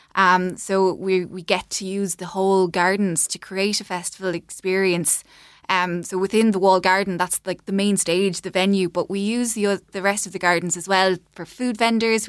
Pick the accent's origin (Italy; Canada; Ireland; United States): Ireland; Clonmel, Munster; moved away as an adult; we're both from Clonmel area and lived away and moved back kind of around twenty twenty. Um, so we'd have kind of grown up going to events in Raheen House